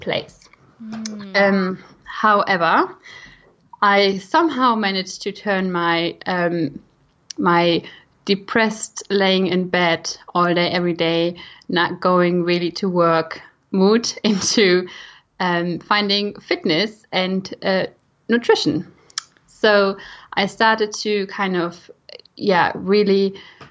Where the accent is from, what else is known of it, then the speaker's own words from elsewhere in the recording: Germany; accent: German; English is a second language; moved away as an adult; now in United Kingdom; I am from Germany originally. I now try that my German accent is not becoming too strong